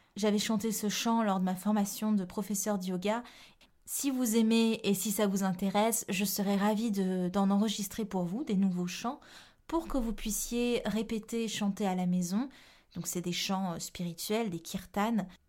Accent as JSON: {"language": "French", "country": "Réunion", "said": "Je viens de la Réunion"}